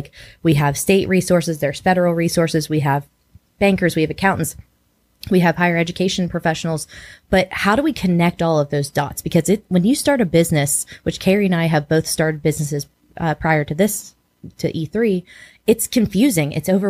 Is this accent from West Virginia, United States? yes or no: yes; Parkersburg, West Virginia, United States; I'm from Parkersburg, West Virginia.